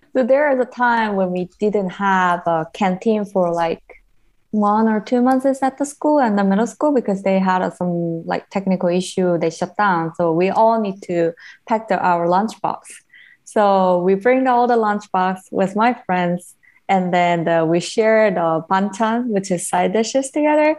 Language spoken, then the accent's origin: English; Seoul, South Korea; English is a second language; moved away as an adult; now in United States; I'm from Korea